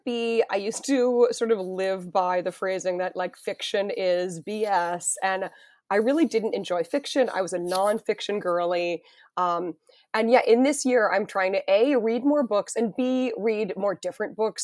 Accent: Weston, Massachusetts, United States; moved away; I'm from Weston

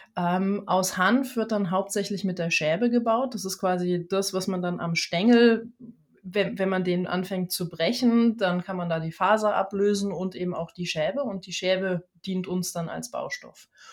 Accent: Germany; Ich bin äh, gebürtige Deutsche, sage ich dazu, weil ich mich mittlerweile sehr in der ganzen Welt zu Hause fühle.

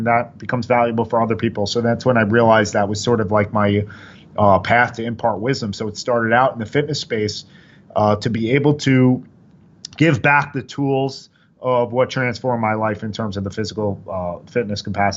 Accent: Oyster Bay, New York, United States; I grew up on Long Island, a small city, Oyster Bay, 100 kids in the high school per grade

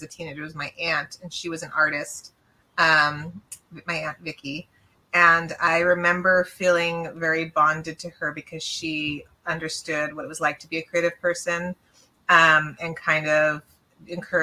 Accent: Los Angeles, California, United States; also born or lived in Arizona; I was born and raised in San Pedro, which is like the Port

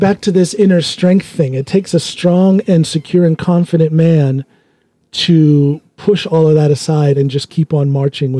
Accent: United States; also born or lived in Finnmark, Norway; now in Norway; I'm from the United States.

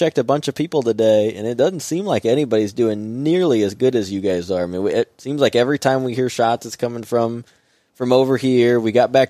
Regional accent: Indiana, United States; I'm from Indiana

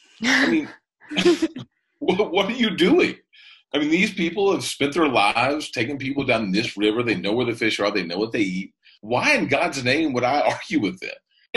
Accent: Kentucky, United States; I'm from Kentucky.

